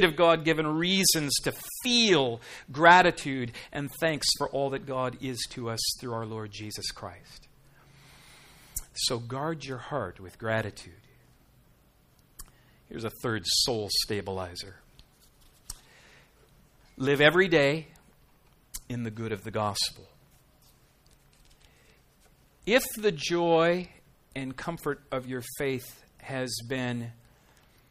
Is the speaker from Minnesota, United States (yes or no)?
yes; Minnesota, United States; now in South Dakota, United States; I'm from Minnesota, I live in South Dakota